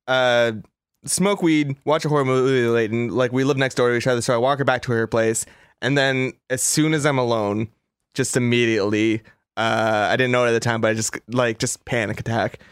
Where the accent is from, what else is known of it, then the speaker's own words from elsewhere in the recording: Los Angeles, California, United States; I'm from Los Angeles